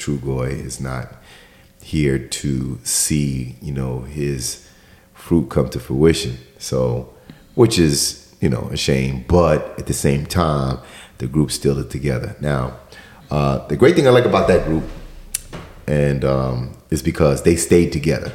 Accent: New York, United States; growing up in New York

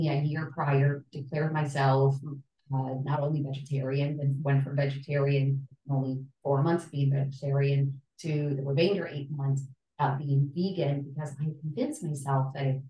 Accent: El Salvador; I grew up in El Salvador in the middle of struggle

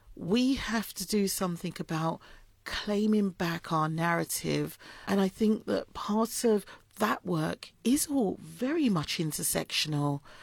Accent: London, United Kingdom; I'm from Islington

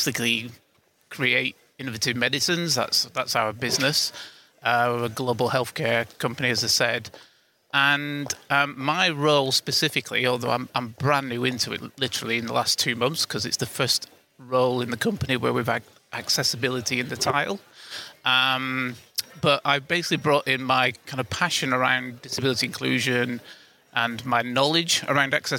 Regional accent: United Kingdom; I'm from the UK, as you can probably tell with my accent

